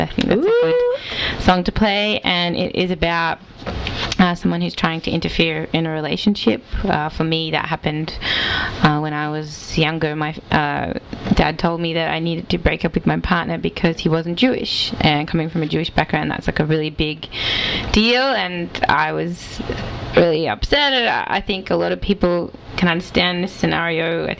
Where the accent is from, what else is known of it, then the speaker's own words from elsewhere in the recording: Melbourne, Victoria, Australia; not just a really weird Boston accent, like, I'm Australian. Australia.